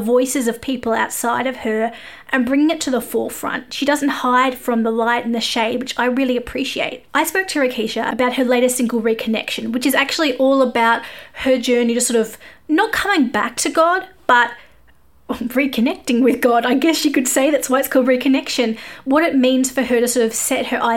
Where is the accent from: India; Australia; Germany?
Australia; I am an Aussie music journalist